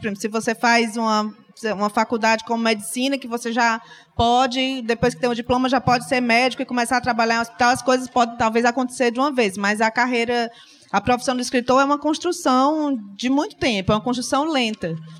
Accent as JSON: {"language": "Portuguese", "town": "Fortaleza", "region": "Ceará", "country": "Brazil", "said": "sou de Fortaleza"}